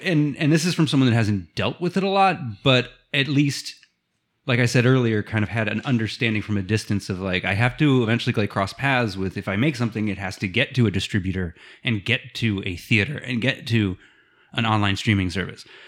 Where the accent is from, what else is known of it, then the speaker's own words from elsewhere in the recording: Ohio, United States; being a Midwesterner from Ohio.